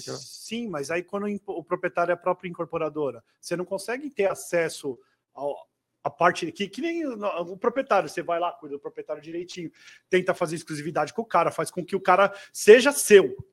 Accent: São Paulo, Brazil; sou paulistano

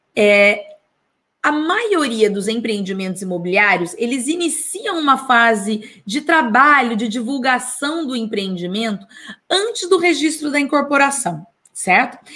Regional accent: Taubaté, São Paulo, Brazil; da minha cidade natal

